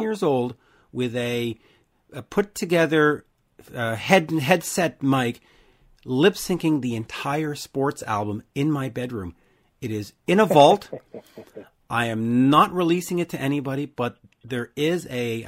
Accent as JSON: {"language": "English", "country": "Canada", "said": "I'm Canadian"}